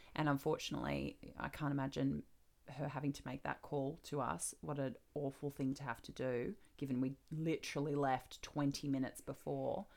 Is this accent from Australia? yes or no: yes; Australia; I'm becoming American, apparently, for all my Australian people out there